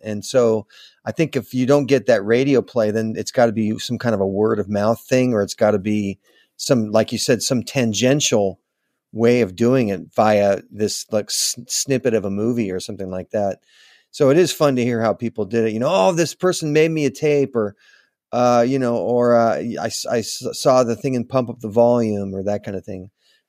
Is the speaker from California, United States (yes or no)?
yes; Manhattan Beach, California, United States; also born or lived in Los Angeles; I was born in Los Angeles, okay. grew up in Manhattan Beach